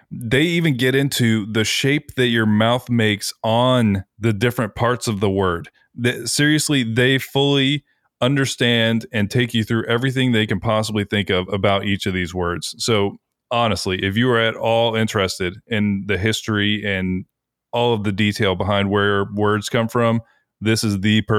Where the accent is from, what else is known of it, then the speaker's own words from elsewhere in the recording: United States; we're American.